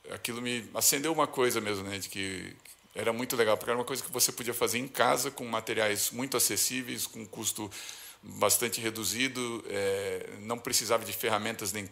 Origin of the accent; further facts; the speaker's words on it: São Paulo, Brazil; also born or lived in Florianópolis; sou daqui de São Paulo.